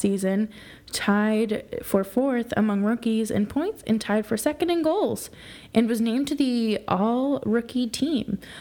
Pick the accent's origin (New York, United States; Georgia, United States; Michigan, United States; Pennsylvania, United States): New York, United States; a New Yorker myself